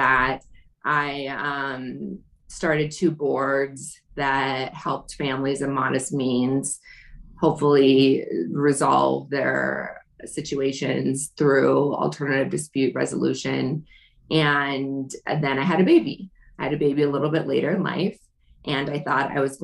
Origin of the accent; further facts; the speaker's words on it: Denver, Colorado, United States; I'm from Denver